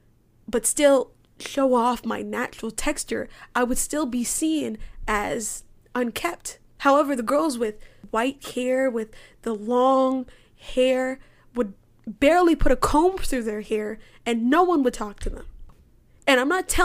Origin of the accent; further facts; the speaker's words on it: Cayman Islands; also born or lived in United States; I grew up in the Cayman Islands. I still live in the Cayman Islands, even though I go to school in the United States